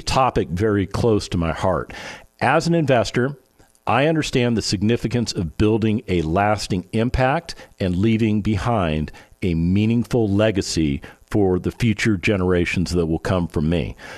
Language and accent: English; Las Vegas, Nevada, United States; I was born and raised in Las Vegas, Nevada